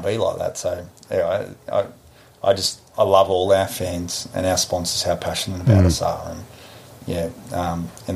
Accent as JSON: {"language": "English", "country": "Australia", "moved": "as an adult", "lives_now": "New Zealand", "said": "I'm an Australian"}